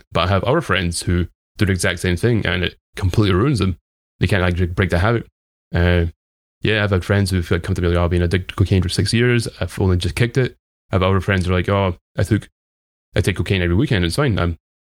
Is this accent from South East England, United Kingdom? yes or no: no; Dunfermline, Scotland, United Kingdom; accent: Scottish; I grew up in a place called Dunfermline. I live in a different place now